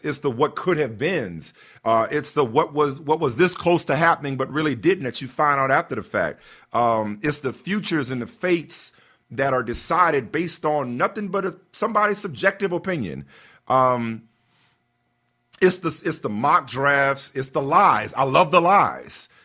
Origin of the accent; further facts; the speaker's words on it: New Orleans, Louisiana, United States; as a kid, uh, growing up in New Orleans